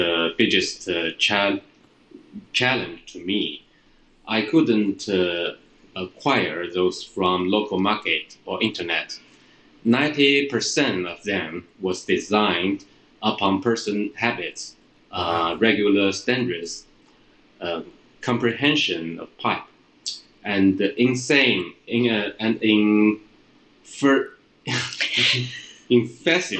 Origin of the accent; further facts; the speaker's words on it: Shandong, China; English is a second language; now in Shanghai, China; I born in Shandong, not Shanghai, and lived in Shanghai since 1989